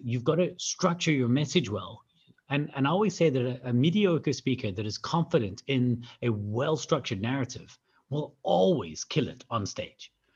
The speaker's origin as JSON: {"language": "English", "region": "Scotland", "country": "United Kingdom", "also_born_or_lived": "South Africa", "moved": "yes", "said": "I'm from Scotland originally"}